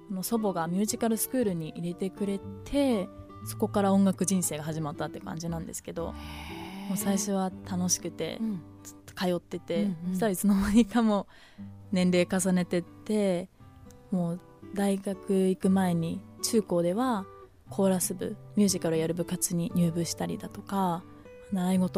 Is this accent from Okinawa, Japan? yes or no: yes; Okinawa, Japan; born there; 沖縄生まれなので